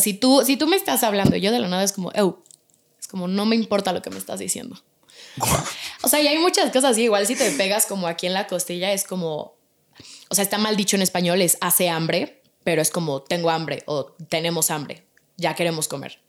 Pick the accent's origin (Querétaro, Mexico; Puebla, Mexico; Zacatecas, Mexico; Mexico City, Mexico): Mexico City, Mexico; nací yo aquí en México. Mi papá y mis hermanos son italianos. Y mi hermana y yo somos mexicanas, nacimos aquí en México